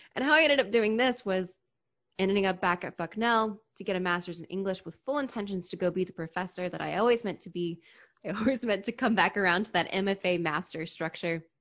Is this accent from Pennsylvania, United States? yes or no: yes; Hershey, Pennsylvania, United States; also born or lived in DC metro area; now in Washington, D.C. metro area, United States; I grew up in Hershey, Pennsylvania